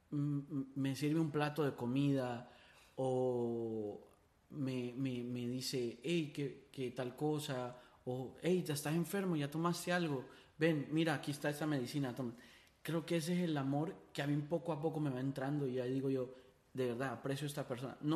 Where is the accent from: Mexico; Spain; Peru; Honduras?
Honduras; Yo, yo cuando me mudé de Honduras se me olvidó la gente.